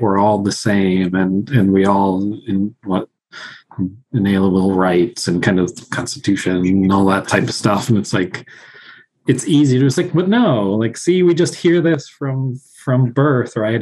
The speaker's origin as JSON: {"language": "English", "town": "Sterling", "region": "Illinois", "country": "United States", "tie": "born or raised there", "also_born_or_lived": "Mexico City, Mexico", "said": "I was born and raised in Sterling, Illinois, um, but I grew up in Mexico City."}